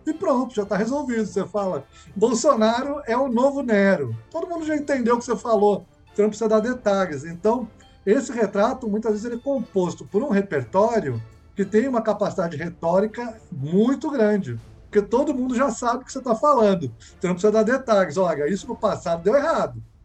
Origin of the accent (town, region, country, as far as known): Brazil